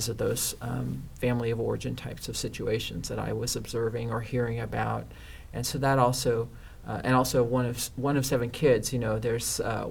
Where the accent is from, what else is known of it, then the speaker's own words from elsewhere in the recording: Northern California, United States; also born or lived in Los Angeles, California; now in Orange County, United States; I'm originally from Northern California